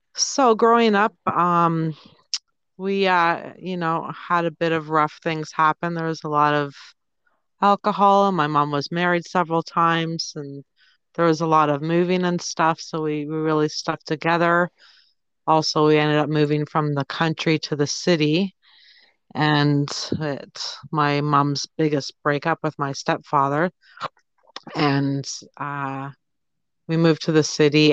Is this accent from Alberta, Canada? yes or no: no; Toronto, Ontario, Canada; I'm from Toronto or just outside of Toronto in Ontario, Canada.